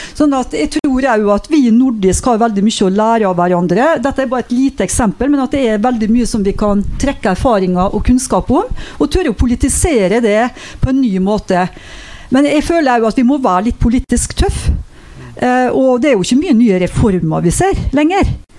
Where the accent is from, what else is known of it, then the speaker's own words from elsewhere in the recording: Molde, Møre og Romsdal, Norway; hjemkommunen min Molde